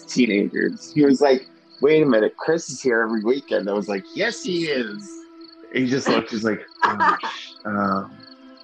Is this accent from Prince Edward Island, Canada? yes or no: no; Glace Bay, Nova Scotia, Canada; now in Halifax, Canada; I'm from Glace Bay